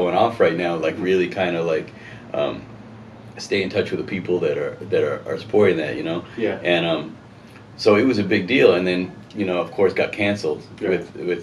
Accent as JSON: {"language": "English", "town": "Riverside", "region": "California", "country": "United States", "tie": "born or raised there", "said": "It's my hometown"}